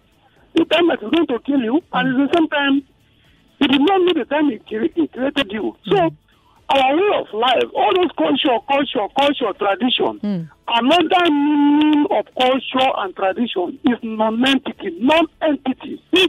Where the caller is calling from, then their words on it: Lagos, Nigeria; I'm calling from Lekki.